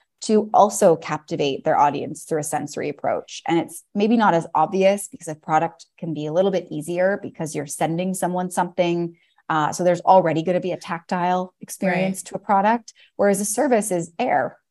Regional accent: Toronto, Ontario, Canada; now in Paris, France; I'm from Toronto originally and now live in Paris, France.

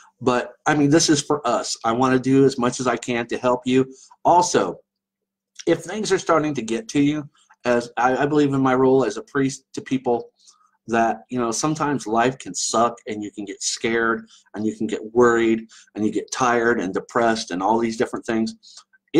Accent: Ireland; I get the same way. I'm Irish. I get very pissy

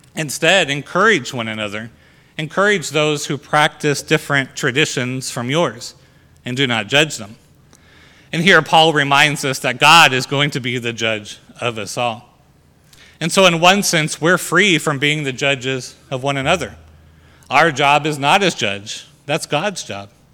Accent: United States; our freedom as Americans

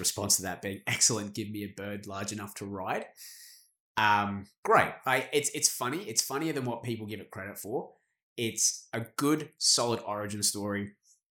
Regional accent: Australia; As an Australian

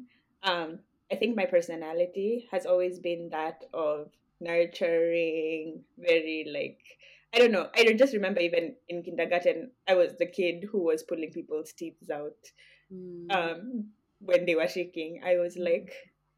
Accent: Kenya; moved away; growing up in Kenya and you have all these tribes and everything

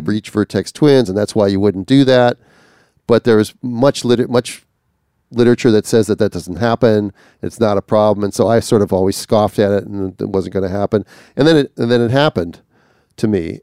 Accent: Minnesota, United States; I'm from Minnesota

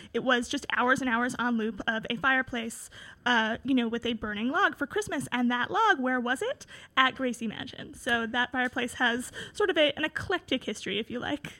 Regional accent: New York City, New York, United States; I'm a New Yorker

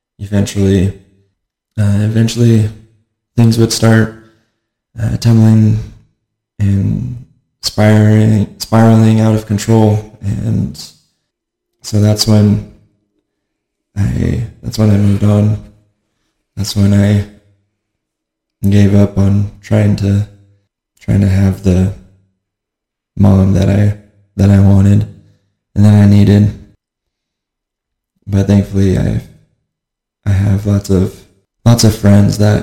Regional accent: Auburn / Federal Way area, Washington, United States; I grew up in Washington State, just south of Seattle, the Auburn Federal area

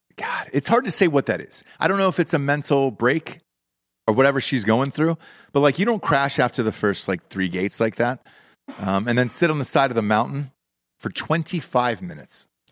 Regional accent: Atlanta, Georgia, United States; I'm from Atlanta

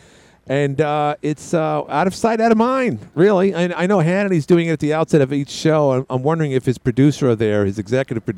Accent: New York City, New York, United States; I am from Queens

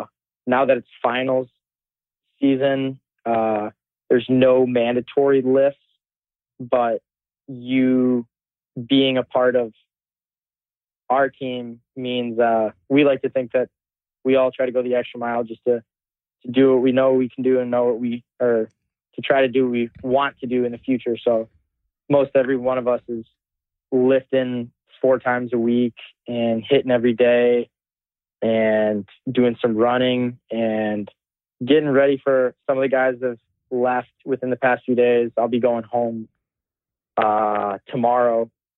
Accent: New York, United States; I'm from New York.

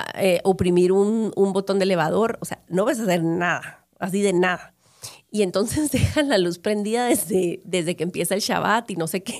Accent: Guatemala; yo creciendo en Guatemala en los 70s, 80s, 90s

